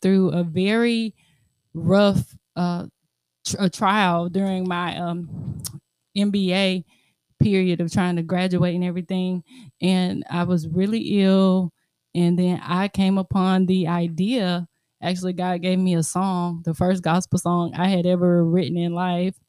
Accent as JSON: {"language": "English", "town": "Montgomery", "region": "Alabama", "country": "United States", "tie": "born or raised there", "said": "I was born and raised in Montgomery"}